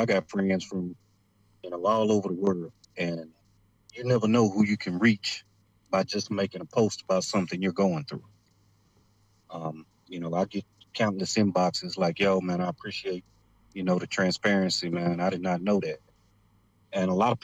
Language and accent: English; United States; We as African Americans